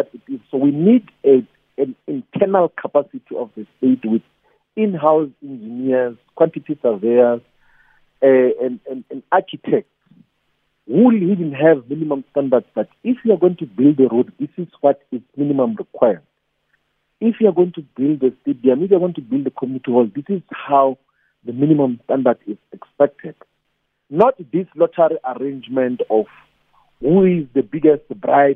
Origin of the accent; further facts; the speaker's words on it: Malamulele, Limpopo, South Africa; In the area where I grew up in Malamele, Collins Chabanu municipality